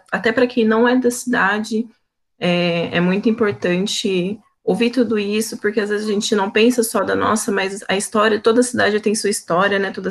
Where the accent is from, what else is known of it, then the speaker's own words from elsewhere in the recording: Campinas, São Paulo, Brazil; que eu sou nascida e criada aqui em Campinas